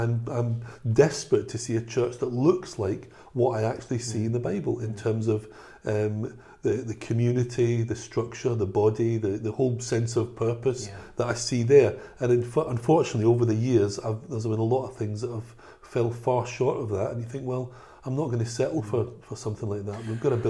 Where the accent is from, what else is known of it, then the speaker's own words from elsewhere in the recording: Glasgow, Scotland, United Kingdom; I mean, I was brought up in Glasgow.